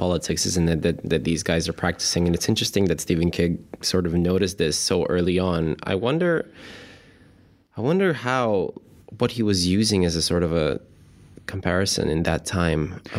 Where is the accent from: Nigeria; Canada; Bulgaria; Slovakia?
Bulgaria; I come from Bulgaria